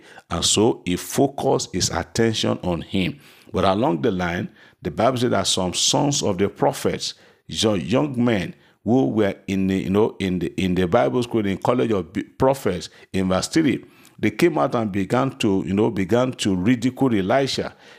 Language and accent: English; Port Harcourt, Rivers State, Nigeria; from Mina. … from Port Harcourt. I have come to testify to the goodness and the mercies of the Lord upon my family.